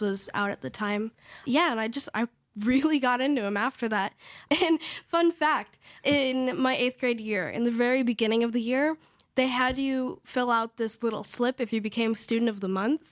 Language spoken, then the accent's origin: English; Idyllwild, California, United States; also born or lived in Riverside, California; now in Los Angeles, United States; I was born in Riverside, California, and I was raised in Idlewild, California